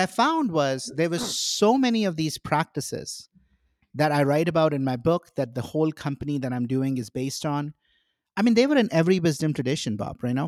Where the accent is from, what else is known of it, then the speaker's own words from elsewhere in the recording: India; now in United States; I grew up in India